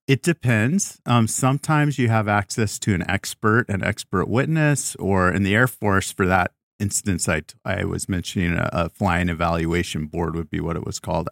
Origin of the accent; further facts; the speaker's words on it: Tucson, Arizona, United States; moved away; I was a prosecutor for three years in my hometown of Tucson, Arizona